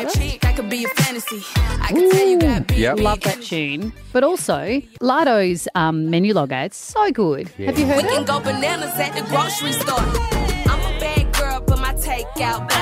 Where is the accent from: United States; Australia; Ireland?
Australia; as an Australian